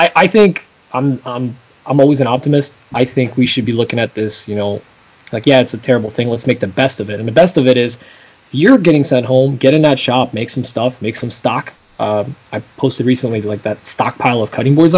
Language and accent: English; Poland; now in United States; I am a foreigner. I am from Poland